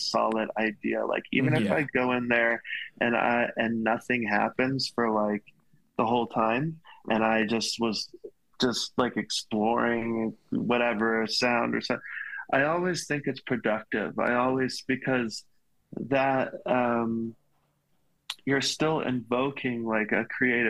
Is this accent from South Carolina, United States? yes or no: yes; Hilton Head, South Carolina, United States; I'm from South Carolina, really small town. It's an island right at the bottom of South Carolina called Hilton Head.